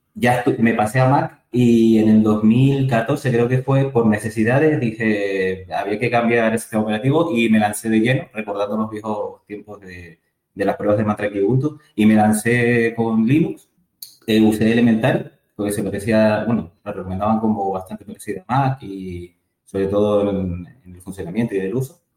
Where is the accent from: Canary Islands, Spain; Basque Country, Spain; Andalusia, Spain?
Canary Islands, Spain; Tenerife; soy, soy de Tenerife